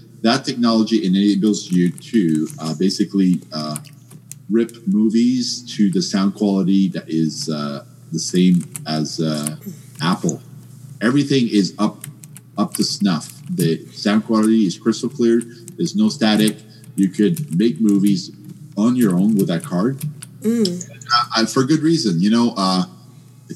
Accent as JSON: {"language": "English", "country": "Canada", "said": "I'm from Canada"}